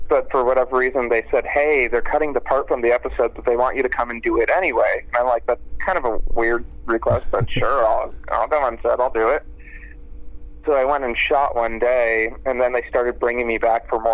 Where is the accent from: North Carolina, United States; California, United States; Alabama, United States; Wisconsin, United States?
California, United States; Los Angeles; I was born and raised in Los Angeles, actually, and I went to the Beverly Hills schools, like Beverly High